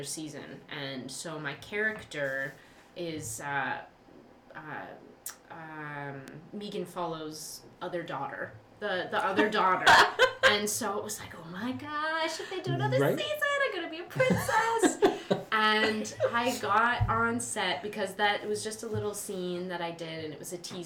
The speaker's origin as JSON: {"language": "English", "town": "London", "region": "Ontario", "country": "Canada", "tie": "born or raised there", "said": "I was born and raised in London, Ontario."}